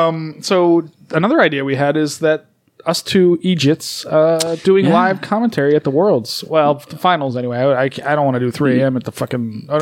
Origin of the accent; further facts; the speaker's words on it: East Coast, United States; moved away as an adult; now in Las Vegas, United States; growing up on the East Coast